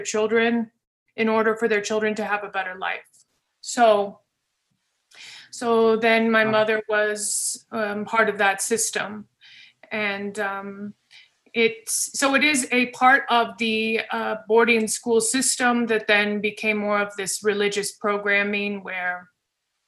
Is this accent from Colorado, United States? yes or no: yes; Colorado, United States; I was born in Colorado